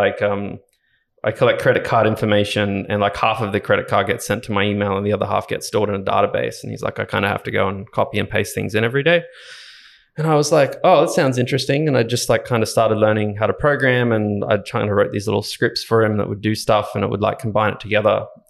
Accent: Ballina, New South Wales, Australia; I grew up in Ballina up on the Northern Rivers in New South Wales. Went to a Catholic school there. Primary school and high school.

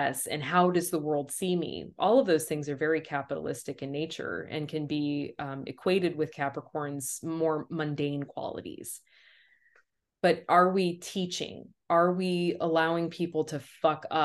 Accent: United States; my perspective as being American. Like, love it, hate it, all of the things that I feel around being born here

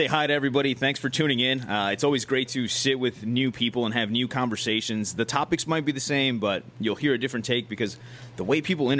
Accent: Chicago, Illinois, United States; So I grew up in Pilsen. So if anybody who knows Chicago, Pilsen in the past, so now it's gentrified.

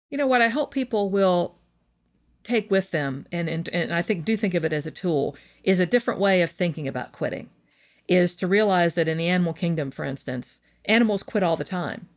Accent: West Virginia, United States; I come from West Virginia, and I think it's a very hardworking state filled with hardworking people. Maybe that's the West Virginian me talking

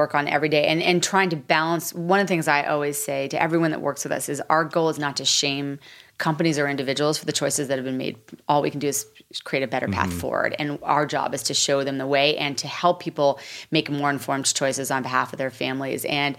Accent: New York City, New York, United States; So I was like, listen, I'm from New York City.

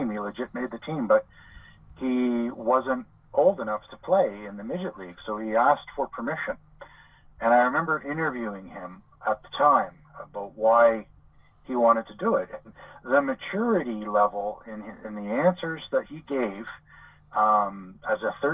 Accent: Montreal, Quebec, Canada; moved away as an adult; also born or lived in Ontario / Halifax; I grew up in, I was born in Ontario and grew up in Montreal.

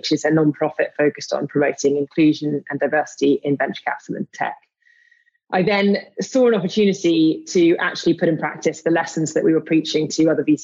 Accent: London, United Kingdom; I grew up in London.

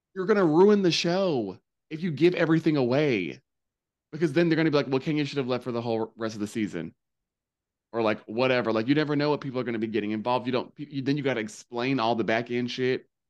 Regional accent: the South, United States; I grew up in the South. I'm made in the South.

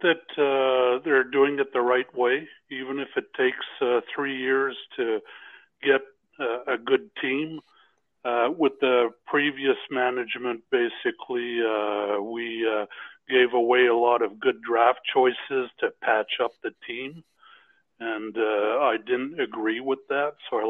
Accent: Montreal, Quebec, Canada; now in Mesa, United States; Calling from Mesa, Arizona. I'm originally from Montreal.

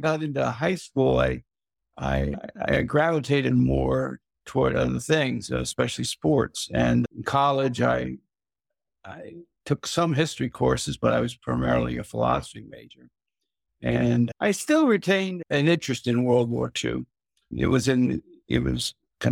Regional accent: Reading, Pennsylvania, United States; I grew up in Reading, Pennsylvania, a little railroad town

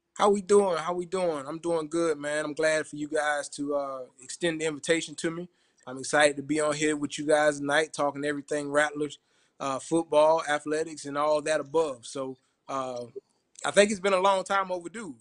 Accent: Orangeburg, South Carolina, United States; I'm from Orangeburg

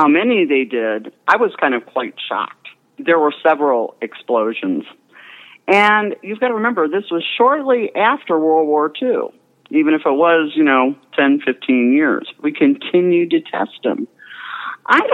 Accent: Akron, Ohio, United States; I'm from born and raised in North Akron

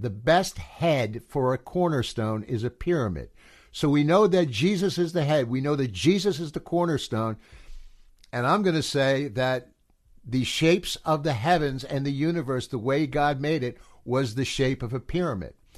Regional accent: United States; being an American

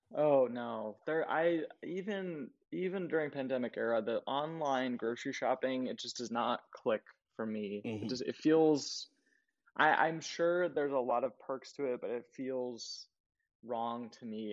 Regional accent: Colorado, United States; moved away as an adult; also born or lived in Jersey City; now in New York, United States; I grew up in Colorado

